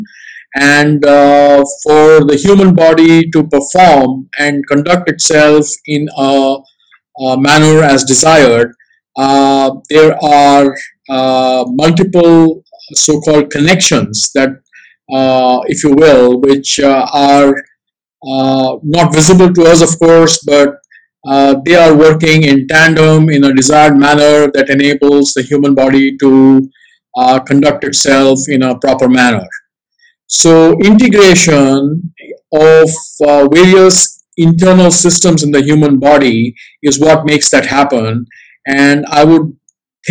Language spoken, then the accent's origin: English; Singapore; I'm a Singaporean